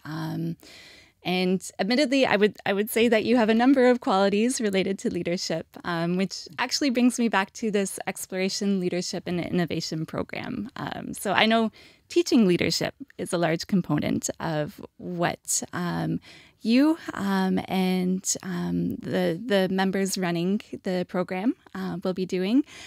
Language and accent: English; Canada; as a Canadian